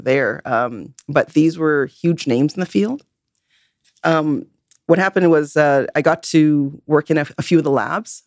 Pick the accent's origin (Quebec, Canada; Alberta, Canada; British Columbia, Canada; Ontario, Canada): British Columbia, Canada; Vancouver; I'm born and raised in Vancouver